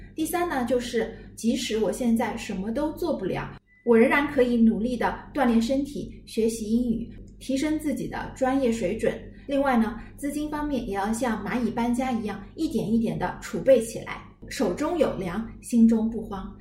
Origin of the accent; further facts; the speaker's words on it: China; 我们中国人